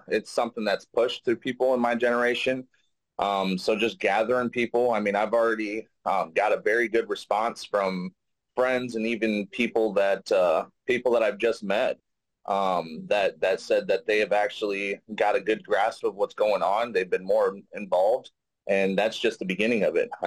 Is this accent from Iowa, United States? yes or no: yes; Davenport, Iowa, United States; also born or lived in Jacksonville, North Carolina; we came back to Davenport, Iowa. I've been raised here ever since.